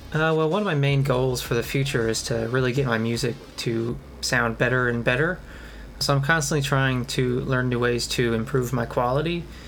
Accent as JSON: {"language": "English", "region": "Kentucky", "country": "United States", "said": "I'm from Kentucky"}